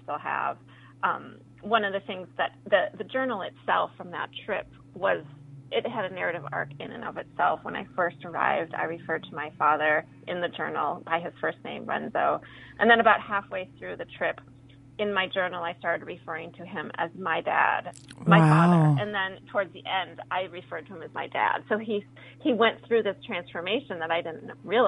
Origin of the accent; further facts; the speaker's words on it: Minnesota, United States; first language Spanish; also born or lived in Colombia; I had been born in Colombia, and my mom got divorced when I was 2 and brought me back to Minnesota.